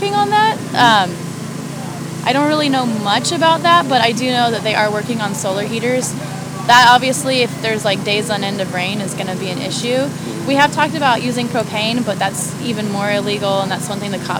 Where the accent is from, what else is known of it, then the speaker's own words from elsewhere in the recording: Denver, Colorado, United States; moved away; I'm from Denver